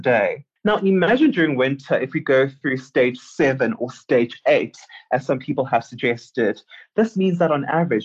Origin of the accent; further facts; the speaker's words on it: South Africa; Being a South African journalist, I'm really privileged to live in a country where press freedom is enshrined in the Constitution